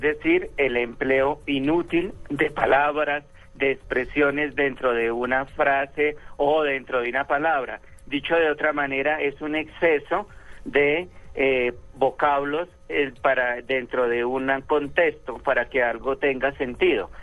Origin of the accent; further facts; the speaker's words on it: Tolima, Colombia; yo soy tolimense